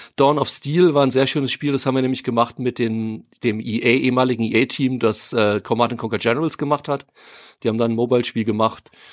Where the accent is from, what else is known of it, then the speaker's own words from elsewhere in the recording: near Freigericht, Hesse, Germany; aus dem Nachbarort, wo ich aufgewachsen bin